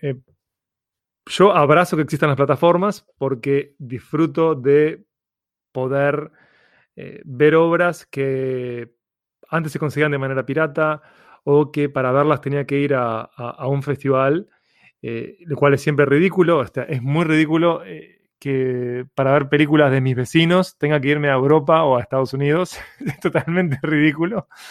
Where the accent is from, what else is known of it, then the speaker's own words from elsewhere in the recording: Uruguay; Uruguay eh, es tan aburrido topográficamente como los uruguayos